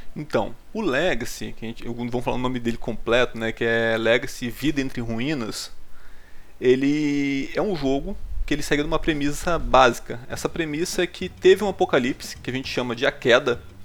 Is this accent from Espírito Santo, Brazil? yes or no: yes; Espírito Santo, Brazil; A gente é aqui do Espírito Santo